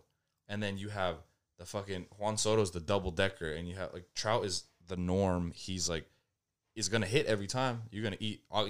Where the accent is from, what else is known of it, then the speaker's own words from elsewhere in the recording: Thailand; born there; I was born in Thailand.